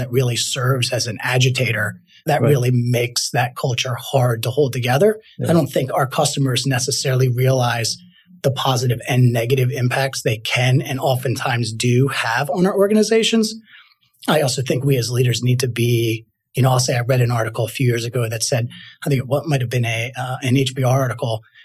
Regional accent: Trenton, New Jersey, United States; I grew up in Trenton, New Jersey. Went to high school there

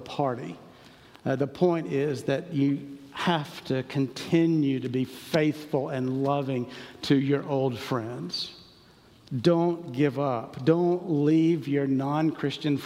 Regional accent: Charlotte, North Carolina, United States; I grew up in Charlotte

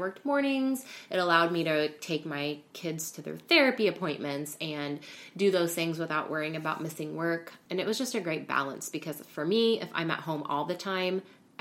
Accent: Central Illinois, United States; moved away as an adult; also born or lived in Kirksville, Missouri; now in Hyde Park, United States; I'm from Central Illinois

